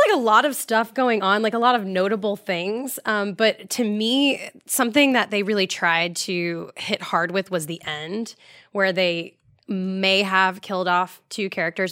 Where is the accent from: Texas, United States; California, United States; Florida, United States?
Florida, United States; I'm from Florida